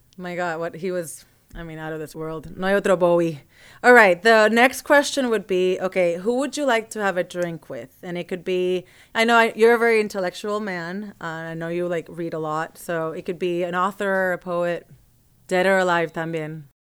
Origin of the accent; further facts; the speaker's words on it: Puerto Rico; growing up in Puerto Rico with all the Afro-Caribbean sounds